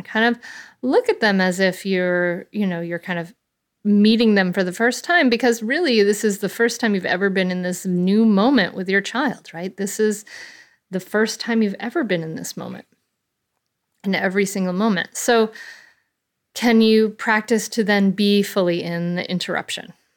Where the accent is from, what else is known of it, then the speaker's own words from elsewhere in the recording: Bristol, Rhode Island, United States; I grew up in a little town called Bristol, Rhode Island